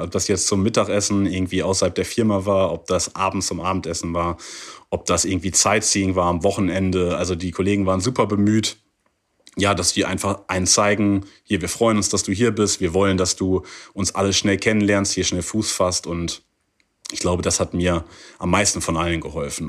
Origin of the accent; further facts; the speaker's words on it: Germany; moved away as an adult; now in Qingdao, China; bei uns in Deutschland